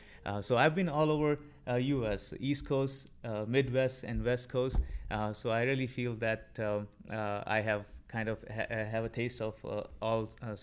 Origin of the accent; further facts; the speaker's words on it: Lahore, Punjab, Pakistan; moved away as an adult; also born or lived in New York / Southern California / Illinois; now in United States; I'm originally from Pakistan. I was born and raised over there.